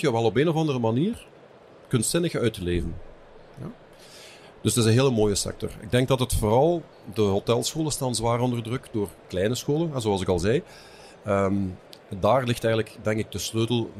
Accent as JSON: {"language": "Dutch", "town": "Lanaken", "region": "Flanders", "country": "Belgium", "also_born_or_lived": "Hasselt", "moved": "as an adult", "lives_now": "West Flanders, Belgium", "said": "Ik ben afkomstig van Lanaken. Eh, verder kan je niet in België. Ja, want dan zit je op de grens"}